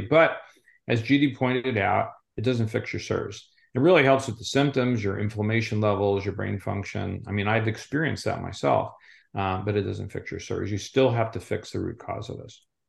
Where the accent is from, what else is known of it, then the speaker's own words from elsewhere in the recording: Southwest Florida, United States; I'm from Southwest Florida